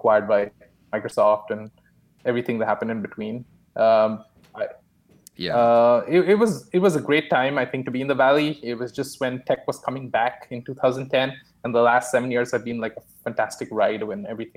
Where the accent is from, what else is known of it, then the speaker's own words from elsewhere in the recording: Mumbai, Maharashtra, India; moved away as an adult; also born or lived in Delaware, United States / Singapore / California, United States; now in Toronto, Canada; I was born in India, Bombay, actually